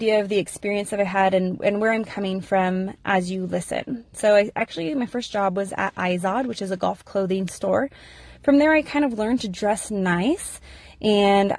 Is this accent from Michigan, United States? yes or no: no; California, United States; moved away as an adult; now in Idaho, United States; I was born and raised in California.